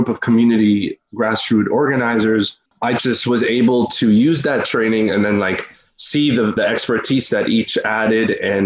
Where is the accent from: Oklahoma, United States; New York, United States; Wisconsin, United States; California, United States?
New York, United States; Westchester; also born or lived in Peekskill / Peru; now in Harlem, New York, United States; I'm Peruvian. 27 years old, from New York, from here, but I grew up more in the Westchester area, like Mount Vernon, Yonkers, White Plains.